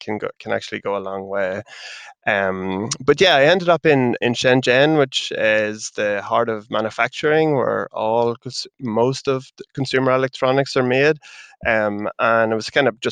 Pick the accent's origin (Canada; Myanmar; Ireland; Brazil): Ireland; accent: Irish; As you can kind of tell from the accent, I'm Irish